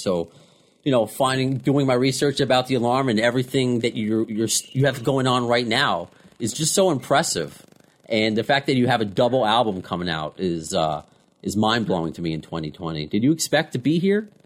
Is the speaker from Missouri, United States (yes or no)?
no; Long Island, New York, United States; I'm from Long Island, obviously. If you can't tell by my accent